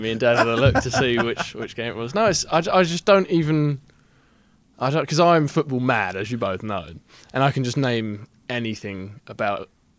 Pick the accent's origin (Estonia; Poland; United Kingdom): United Kingdom; England; also born or lived in Ohio; I'm from England.